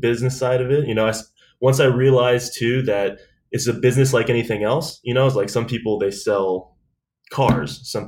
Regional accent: Delaware, Ohio, United States; moved away as an adult; also born or lived in Columbus, Ohio / San Diego; now in Los Angeles, United States; I'm actually from Delaware, Ohio. That's where I grew up anyway. I was born in Columbus

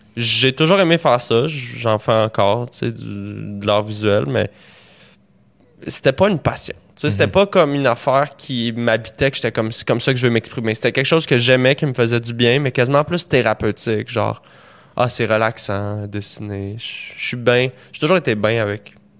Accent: Montreal, Quebec, Canada; j'ai grandi à Montréal, puis d'une famille de musiciens.

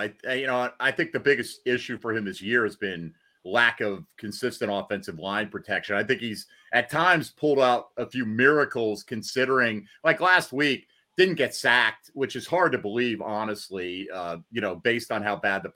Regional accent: Connecticut, United States; now in Jacksonville, United States; I grew up in Connecticut.

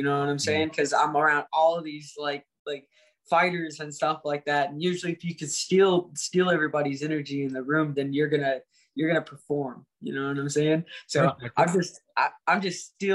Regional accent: Indiana, United States; I come from Indiana

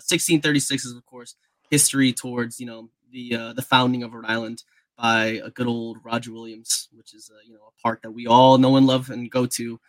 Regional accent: Zacapa, Guatemala; now in United States; My father even played in Guatemala, so I was a big fan of Deportivo Zacapa. So that was my hometown team.

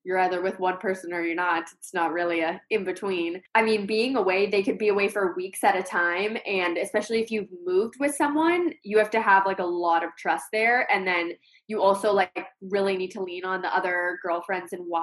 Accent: Colorado, United States; moved away as an adult; now in Connecticut, United States; I'm from Colorado, and that's where I met my fiance

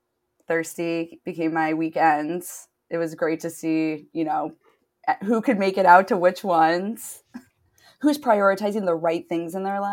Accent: Detroit, Michigan, United States; moved away as an adult; now in Los Angeles, United States; I'm originally from Detroit. And then I've been in LA for 10 years

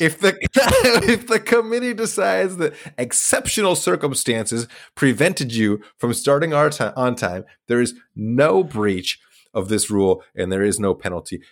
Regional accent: Idaho, United States; was born in Idaho

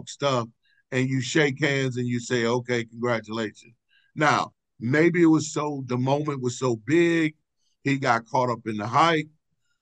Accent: St. Louis, Missouri, United States; moved away; growing up in St. Louis

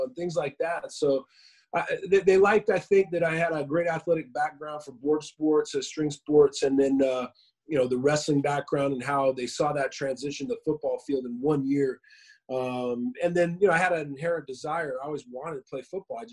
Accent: Inland Empire, California, United States; also born or lived in Washington State / Moreno Valley, California; I grew up out in the Inland Empire. I live out here. I live in Riverside, Woodcrest area, but like Lake Matthews, March Air Force Base area of Riverside. And I moved here when I was about 10 years old from Washington State

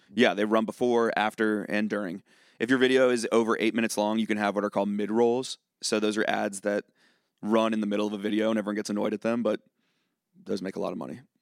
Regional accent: Charlottesville, Virginia, United States; now in Nashville, United States; I'm from Charlottesville, Virginia

